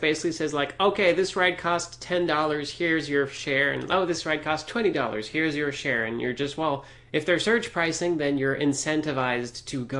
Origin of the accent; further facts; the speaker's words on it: Canada; as a Canadian citizen